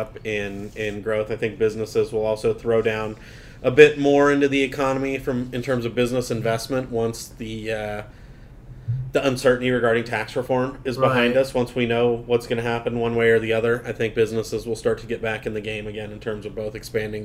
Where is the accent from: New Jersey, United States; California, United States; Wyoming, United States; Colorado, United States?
California, United States; San Diego; down in San Diego, my hometown